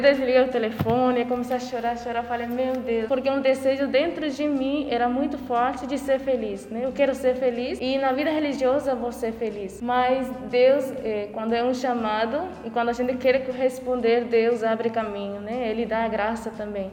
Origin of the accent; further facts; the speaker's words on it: Paraguay; moved away as an adult; now in Porto Alegre, Brazil; sou natural do Paraguai, mas estou aqui em Porto Alegre, no Brasil.